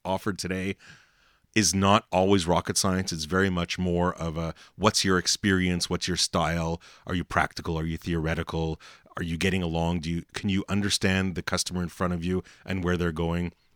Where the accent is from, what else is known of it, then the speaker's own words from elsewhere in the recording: Montreal, Quebec, Canada; I'm from Montreal